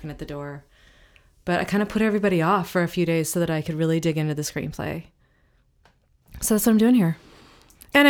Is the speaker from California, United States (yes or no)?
yes; Humboldt, Northern California, United States; now in Los Angeles, United States; I'm actually from Northern California originally